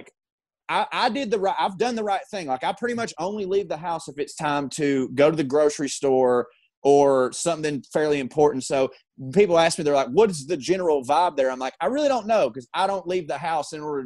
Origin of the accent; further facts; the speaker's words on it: Georgia, United States; for the past 4 years living in Georgia